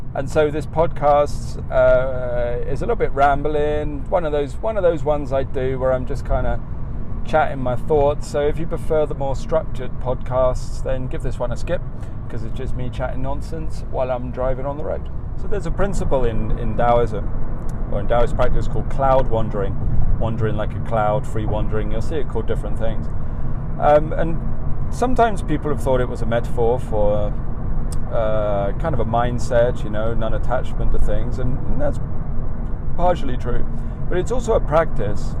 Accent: England, United Kingdom; accent: English; moved away as an adult; now in United States; the more people I met who recognised me as the only Englishman, I became more English. My accent became more English than it's ever been before

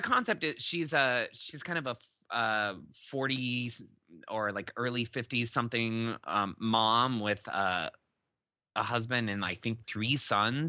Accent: Iowa, United States; we had a huge garden growing up in Iowa

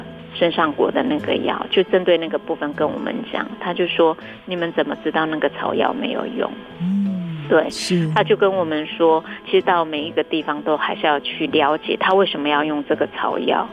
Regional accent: Lanyu, Taitung County, Taiwan; moved away as an adult; 我民国八十三年回到蓝屿卫生所开始服务的时候

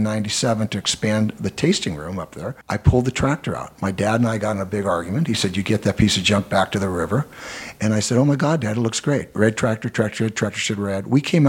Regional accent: Alameda, California, United States; now in Oakland, United States; I'm born essentially growing up in Alameda

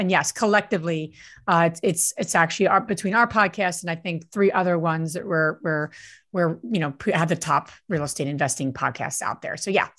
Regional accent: New Jersey, United States; now in Pennsylvania, United States; But I grew up in New Jersey, so I am a true and true Jersey girl. I live in Pennsylvania now

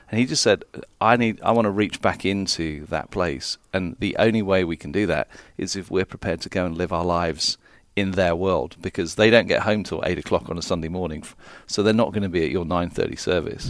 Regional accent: London, United Kingdom; also born or lived in Phoenix, United States / South Carolina, United States; I'm from London

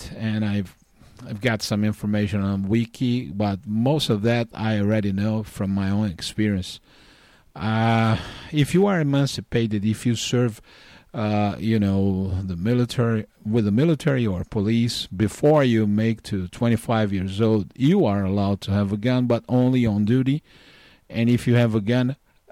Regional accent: Northeast Region, Brazil; moved away as an adult; now in North Carolina, United States; I was born and raised in Brazil. I spent 38 years, the first 38 years of my life, in the wonderful place called Brazil. I'm from Northeast, grew up around the sea

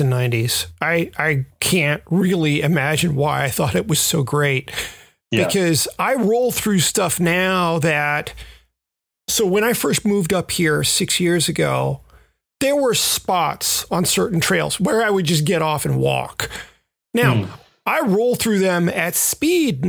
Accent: Memphis, Tennessee, United States; the trails that I grew up riding in Memphis

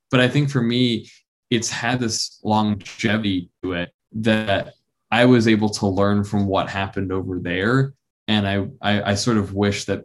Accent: New York, United States; and I'm from New York, and so I was right outside the city in in March and April, and really all the way through that.

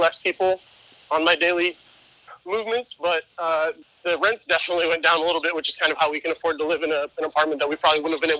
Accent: Arizona, United States; also born or lived in Manhattan, New York; now in New York City, United States; both Hannah and I are from the Southwest, so she's from Southern California and I'm from Arizona.

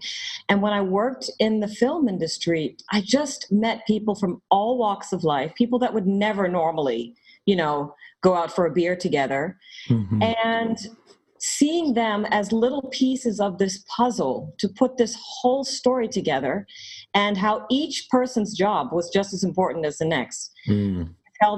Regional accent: Georgia, United States; moved away; also born or lived in Atlanta / New York; I grew up in Georgia

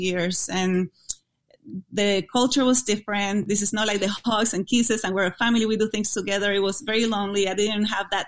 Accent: Puerto Rico; English is a second language; moved away as an adult; now in United States; my college in Puerto Rico was in my hometown

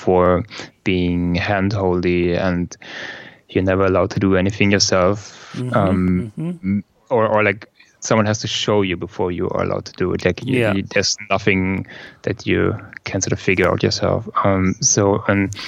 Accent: Germany; English is a second language; I come from Germany

